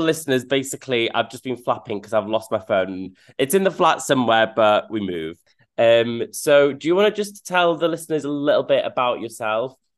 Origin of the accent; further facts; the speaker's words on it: North Wales, United Kingdom; I was brought up in North Wales